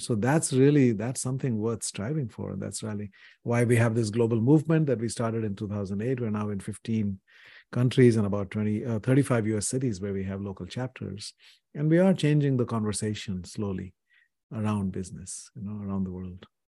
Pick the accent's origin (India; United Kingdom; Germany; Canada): India; when I was growing up in India in the seventies